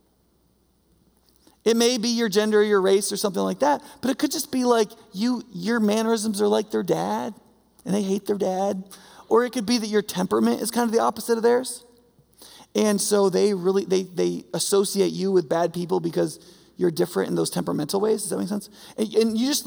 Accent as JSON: {"language": "English", "region": "New York", "country": "United States", "moved": "yes", "said": "I'm from New York, the snow belt of New York"}